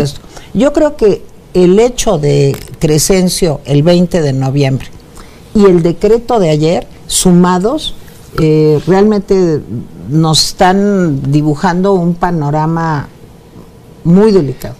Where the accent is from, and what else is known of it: Mexico